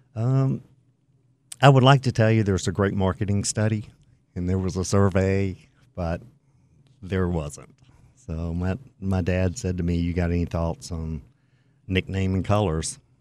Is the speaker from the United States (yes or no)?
yes; the Carolinas, United States; I grew up in the Carolinas